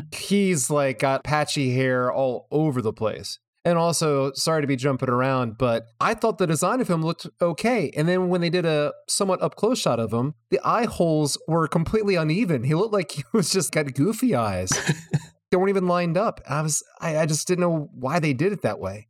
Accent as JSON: {"language": "English", "country": "United States", "said": "as an American"}